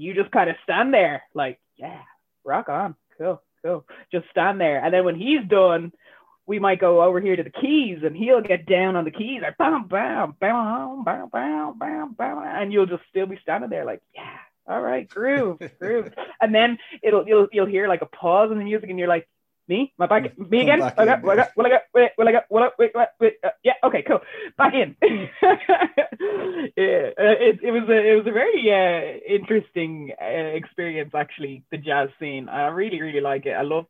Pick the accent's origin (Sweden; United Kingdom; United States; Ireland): Ireland; And it's not because I'm mixed race. It's because I'm Irish and I love our culture and it's how I grew up, you know.